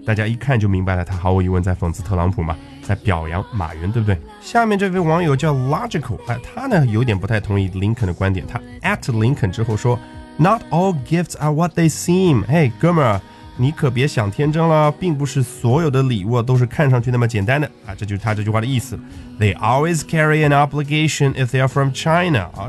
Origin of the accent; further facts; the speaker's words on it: Australia; 就变成了我们澳大利亚人的一个负担啊